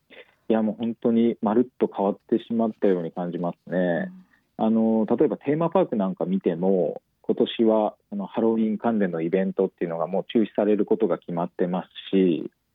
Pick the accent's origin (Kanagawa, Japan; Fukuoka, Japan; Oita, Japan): Oita, Japan; 私と加藤さん、同じく地元大分県